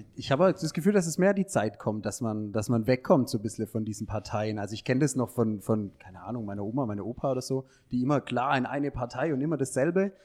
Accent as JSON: {"language": "German", "town": "Heilbronn", "region": "Baden-Württemberg", "country": "Germany", "moved": "as an adult", "lives_now": "Ludwigsburg, Germany", "said": "ich komme eher aus der Ecke Heilbronn"}